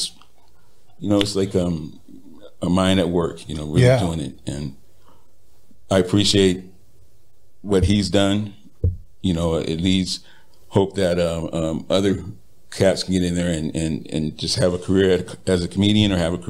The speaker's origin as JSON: {"language": "English", "town": "Riverside", "region": "California", "country": "United States", "tie": "born or raised there", "said": "Riverside, California."}